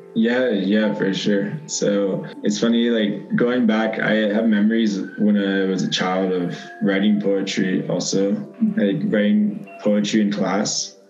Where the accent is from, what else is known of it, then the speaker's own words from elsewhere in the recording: Leesburg, Virginia, United States; moved away as an adult; growing up in Northern Virginia in small town like Leesburg, Virginia